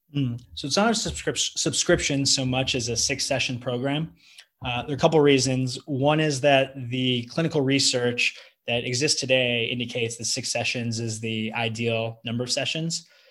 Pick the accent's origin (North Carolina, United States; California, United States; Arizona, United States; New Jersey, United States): California, United States; moved away as an adult; also born or lived in Manhattan, New York; now in Austin, United States; I'm from I'm from California and I live in Texas